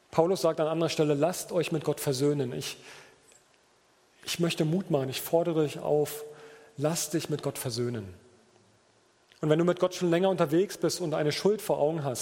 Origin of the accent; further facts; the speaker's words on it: Berlin, Germany; ich komme ja aus Berliner, ich glaube, hier sagt man schleckig, ne?